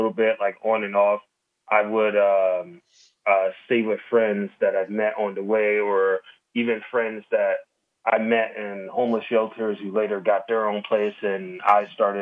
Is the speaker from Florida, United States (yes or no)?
yes; Jacksonville, Florida, United States; moved away as an adult; now in San Francisco, United States; I'm originally from Jacksonville, Florida, born and raised, moved to Cali about a decade ago